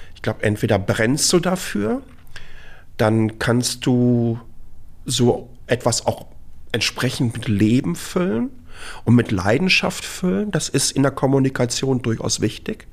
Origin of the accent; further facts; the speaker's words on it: Dortmund, North Rhine-Westphalia, Germany; moved away as an adult; now in Taiwan; ich bin ähm, 1971 in Dortmund geboren